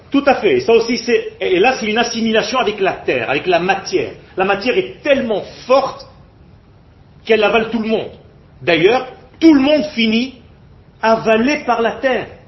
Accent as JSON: {"language": "French", "country": "France", "tie": "born or raised there", "moved": "yes", "lives_now": "Israel", "said": "J'ai peur de ne pas retrouver la culture avec laquelle j'ai grandi. Je viens de France."}